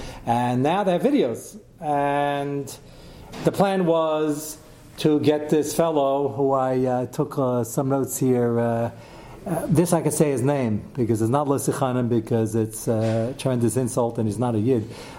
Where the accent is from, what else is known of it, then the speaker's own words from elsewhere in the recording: Pennsylvania, United States; Yeah, they were some from New Jersey, I'm from Pennsylvania.